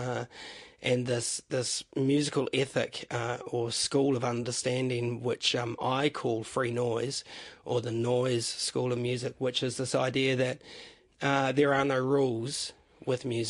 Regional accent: New Zealand; also born or lived in Pahiatua / Waimana / Kohukohu / Broadwood; I was raised in small town New Zealand

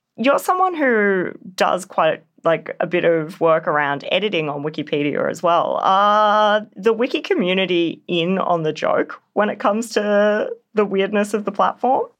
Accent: Canberra, Australian Capital Territory, Australia; my hometown in Canberra

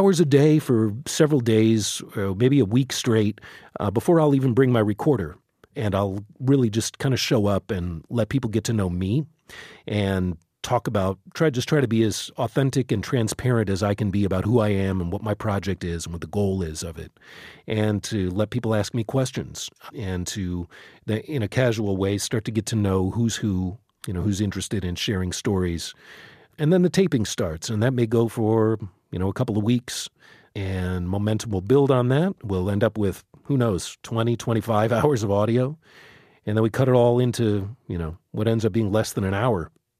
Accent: Chicago, Illinois, United States; now in Baltimore, United States; I came from the Midwest. I came, from Chicago. So, and I came out here not really knowing much about the city at all.

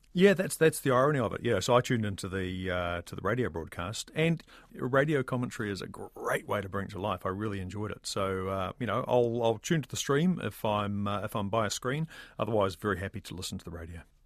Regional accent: New Zealand; a New Zealander

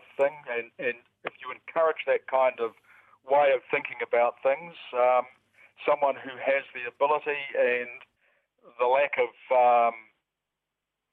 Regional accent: New Zealand; I'm a Kiwi

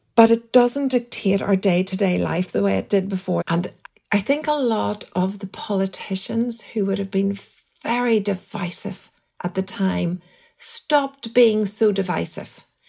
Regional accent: Strabane, Northern Ireland, United Kingdom; I grew up in the Protestant tradition in Strabane, very, very much in a minority

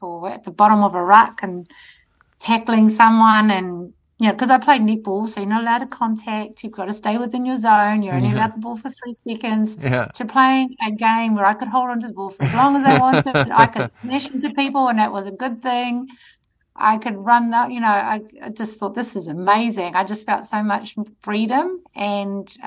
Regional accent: Piopio, Waikato, New Zealand; that's my hometown

